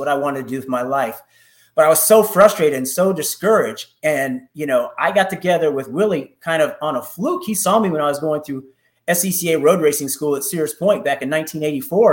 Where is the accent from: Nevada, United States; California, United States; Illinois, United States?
California, United States; Oakland; moved away as an adult; now in Atlanta, United States; I grew up in Northern California in the Oakland Hills.